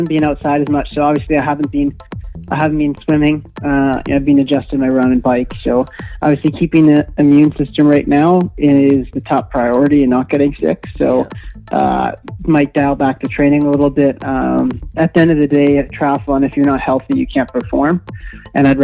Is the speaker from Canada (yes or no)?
yes; Manitoba, Canada; I grew up in Manitoba, so I grew up living on the trainer